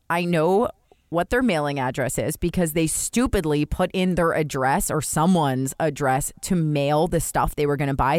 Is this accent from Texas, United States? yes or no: no; New Jersey, United States; I grew up in Jersey